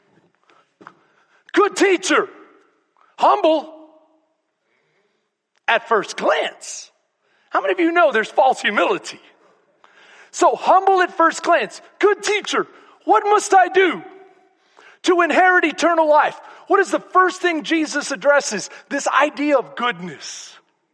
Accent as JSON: {"language": "English", "region": "Texas", "country": "United States", "said": "I'm from Texas."}